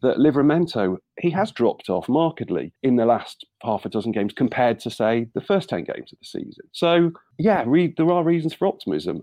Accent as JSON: {"language": "English", "town": "Nottingham", "region": "East Midlands", "country": "United Kingdom", "tie": "born or raised there", "said": "I grew up in Nottingham in uh, in the era of Brian Clough's all conquering Nottingham Forest as a Southampton fan"}